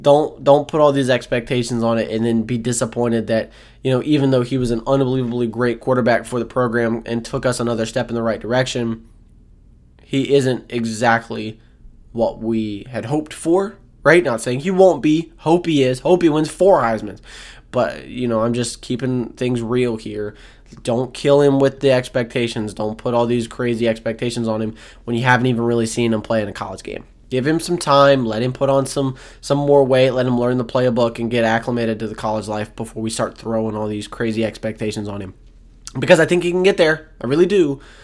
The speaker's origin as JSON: {"language": "English", "town": "Florence", "region": "South Carolina", "country": "United States", "tie": "born or raised there", "said": "true freshman from Florence, South Carolina, my hometown"}